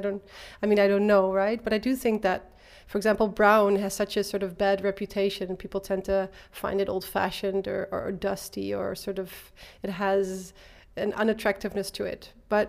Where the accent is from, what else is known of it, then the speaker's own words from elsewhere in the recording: Eindhoven, North Brabant, Netherlands; I was born and raised in Eindhoven.